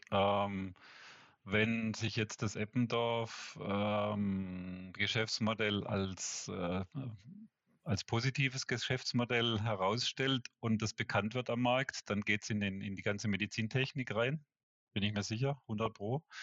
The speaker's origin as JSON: {"language": "German", "country": "Switzerland", "said": "ich glaube weniger so Pharma, äh, wie, wie bei uns in der Schweiz, so die Großen"}